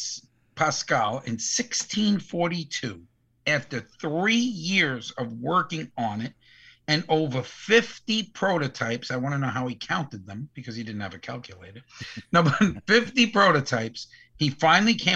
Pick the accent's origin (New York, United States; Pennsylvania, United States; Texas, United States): New York, United States; New York City; now in Florida, United States; We do from time to time just say we're from the Bronx.